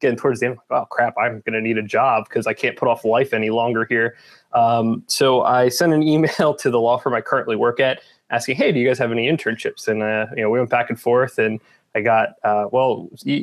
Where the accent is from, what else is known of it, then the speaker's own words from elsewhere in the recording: Southeast Pennsylvania, United States; also born or lived in Binghamton, New York; I am from Pennsylvania, Southeast Pennsylvania, grew up here, was born here, grew up here